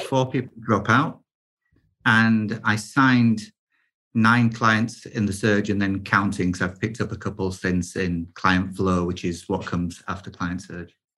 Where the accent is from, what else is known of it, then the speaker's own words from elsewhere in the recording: United Kingdom; I am British